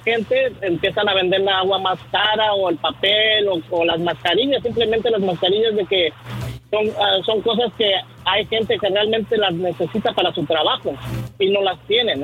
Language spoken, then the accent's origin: Spanish; Mexico City, Mexico; yo soy del Distrito Federal